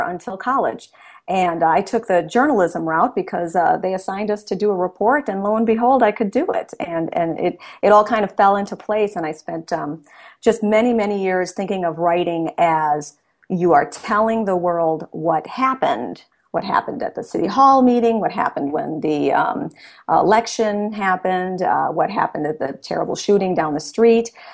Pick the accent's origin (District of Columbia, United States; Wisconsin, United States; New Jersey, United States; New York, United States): Wisconsin, United States; Milwaukee; I was raised in Milwaukee, Wisconsin, so I'm currently living in my hometown